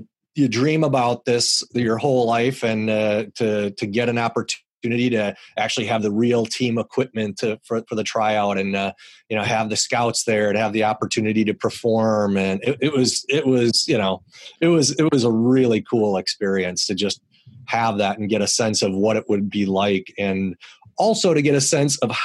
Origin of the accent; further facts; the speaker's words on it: Milwaukee, Wisconsin, United States; I grew up in Milwaukee and loved the Brewers, of course, because I grew up there.